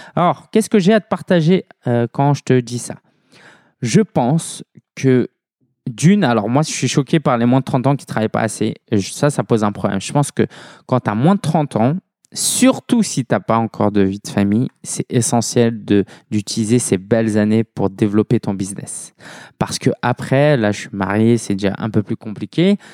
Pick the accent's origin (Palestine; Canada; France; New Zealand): France; Paris, Île-de-France; je suis parisien